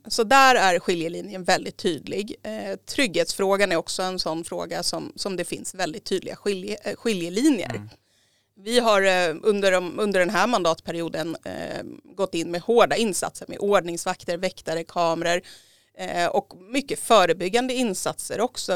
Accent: Järfälla, Stockholm County, Sweden; jag har bott i Järfälla i hela mitt liv. Jag är uppväxt i Kallhäll

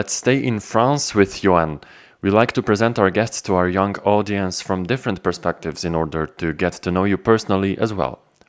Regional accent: Ljubljana, Slovenia; Let's jump from my hometown Ljubljana in Slovenia to France again.

